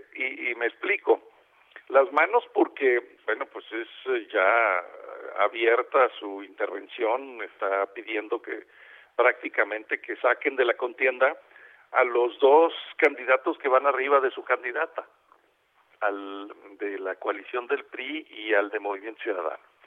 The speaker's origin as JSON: {"language": "Spanish", "town": "Monterrey", "region": "Nuevo León", "country": "Mexico", "also_born_or_lived": "Mexico City", "said": "Yo ya estoy viviendo en Monterrey y voto voto acá en, mi tierra"}